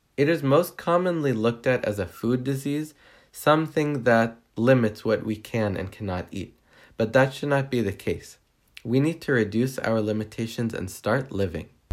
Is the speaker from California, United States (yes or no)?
yes; Riverside, California, United States; I'm from Riverside, California